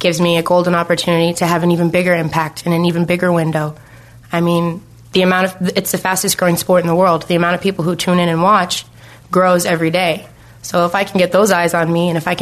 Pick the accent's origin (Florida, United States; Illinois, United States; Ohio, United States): Ohio, United States; I grew up in Ohio